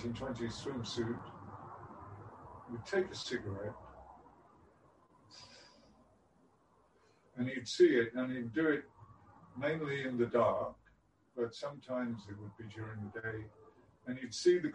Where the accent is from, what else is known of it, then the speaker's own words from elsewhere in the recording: Whitby, Yorkshire and the Humber, United Kingdom; I was born on the English coast in a place called Whitby